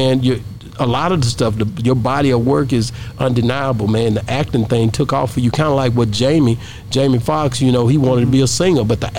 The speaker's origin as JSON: {"language": "English", "region": "the South", "country": "United States", "also_born_or_lived": "Las Vegas", "said": "being that I'm from the South"}